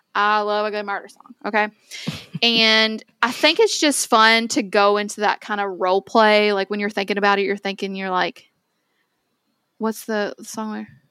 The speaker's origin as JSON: {"language": "English", "town": "Owensboro", "region": "Kentucky", "country": "United States", "tie": "born or raised there", "said": "Onsboro's where I'm from"}